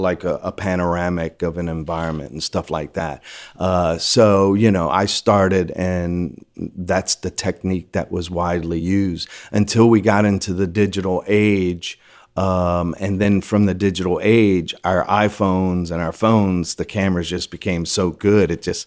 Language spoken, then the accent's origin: English; Louisiana, United States; I liked media. I'm the last of six, born and raised in Louisiana.